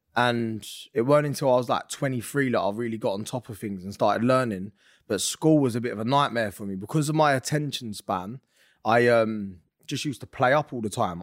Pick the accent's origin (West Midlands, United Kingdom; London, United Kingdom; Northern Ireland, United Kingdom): London, United Kingdom; moved away; also born or lived in Essex; I'm from North London. We moved to Essex.